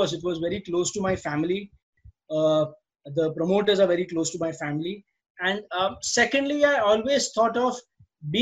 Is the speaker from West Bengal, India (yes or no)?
no; Pune, Maharashtra, India; also born or lived in Mumbai; My childhood, for the first 5 to 6 years, I spent in Mumbai in a joint family. And then my parents had to move to Pune for dad's work purpose. So I moved with them.